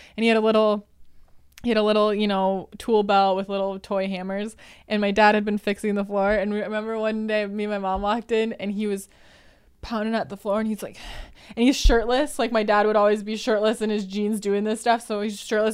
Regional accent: Wisconsin, United States; moved away; I am from Wisconsin.

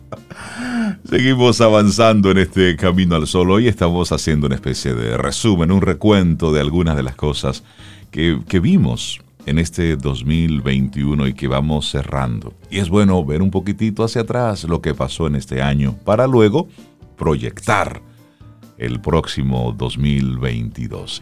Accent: Dominican Republic

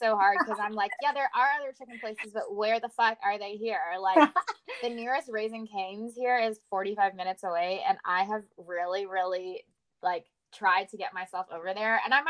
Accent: the South, United States; Like, I was raised in the South. Like, this was my childhood.

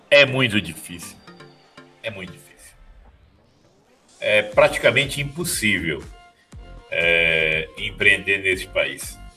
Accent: Campo Grande, Mato Grosso do Sul, Brazil; Eu sou de Campo Grande, no Mato Grosso do Sul. Estava vindo para São Paulo para participar de um projeto na internet e perdi o voo

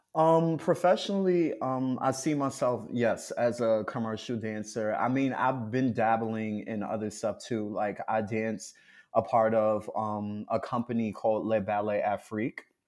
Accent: New York City, New York, United States; I'm from Harlem

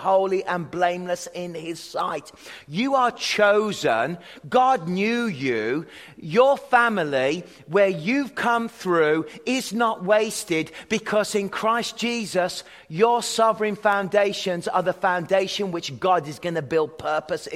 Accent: Worcestershire, West Midlands, United Kingdom; moved away; I was born in Worcestershire, in the Shires

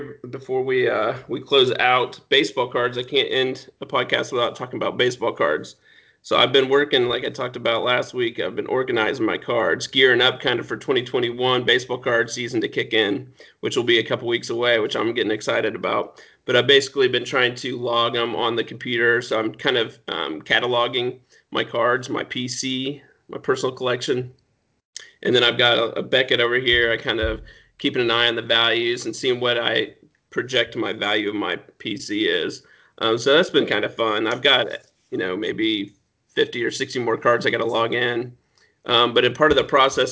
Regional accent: Anderson, Indiana, United States; Anderson, Indiana

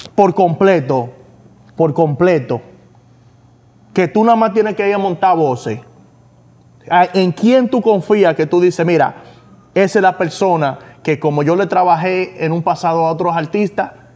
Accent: New York, United States; Somos de Nueva York

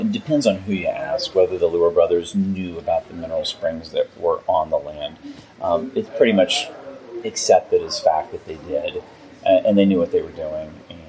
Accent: Oklahoma, United States; moved away as an adult; also born or lived in Piedmont, Oklahoma; now in Alton, United States; And I'm not from here. My wife and I moved here in 2014. She grew up not far from here, but I grew up in Oklahoma.

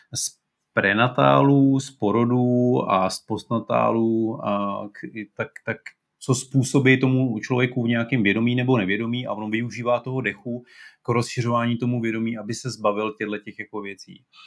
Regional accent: Czechia

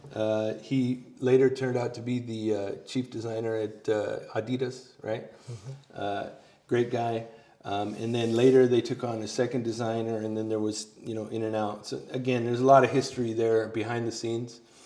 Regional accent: California, United States; moved away; I'm originally from California

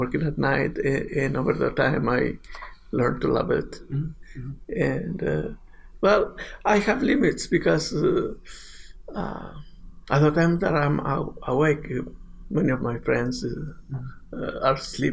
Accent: Mexico; moved away; I'm from Mexico

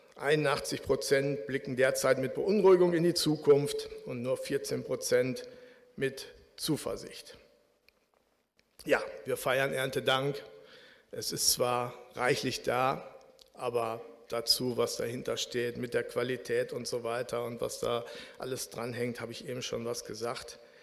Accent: Bielefeld, North Rhine-Westphalia, Germany; moved away as an adult; now in Frankfurt, Germany; in Jöllenbeck, wo ich aufgewachsen bin

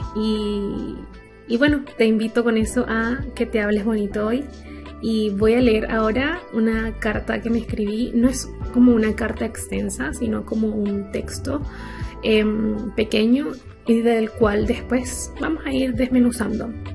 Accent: Venezuela; moved away; soy venezolana. Cuando vivía en Venezuela y estaba chica

